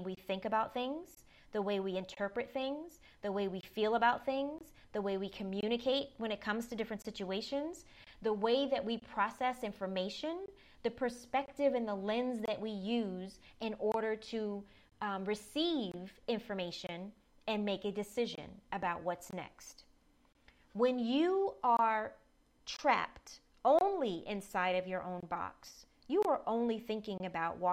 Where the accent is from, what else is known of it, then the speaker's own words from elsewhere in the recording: the South, United States; I grew up in the South